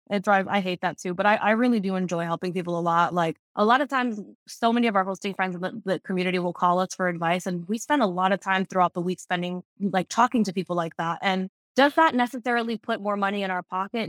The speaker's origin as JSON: {"language": "English", "town": "Fort Lauderdale", "region": "Florida", "country": "United States", "tie": "born or raised there", "said": "Fort Lauderdale is my home, like, I was born and raised here in Broward County"}